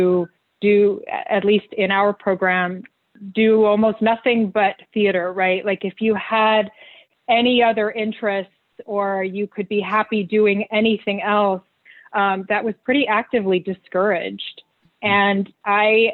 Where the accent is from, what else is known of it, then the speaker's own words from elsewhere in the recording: Arizona, United States; live in Arizona where I grew up